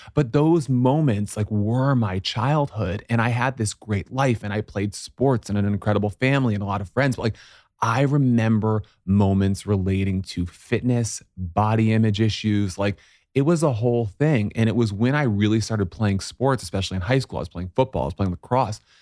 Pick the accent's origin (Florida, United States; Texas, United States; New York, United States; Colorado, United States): New York, United States; Syracuse; moved away; I grew up in Syracuse, New York